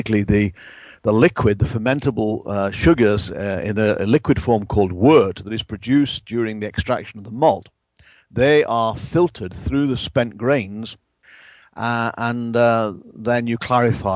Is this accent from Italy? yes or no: no; England, United Kingdom; moved away; Back in my home country of England